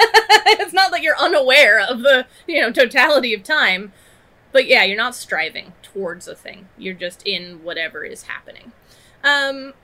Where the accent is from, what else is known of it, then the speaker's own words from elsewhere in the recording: United States; I grew up in America